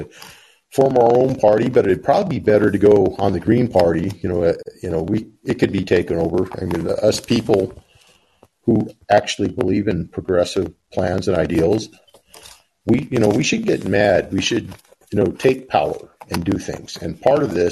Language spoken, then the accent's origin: English; Pacific Northwest, United States; moved away; I was from the Pacific Northwest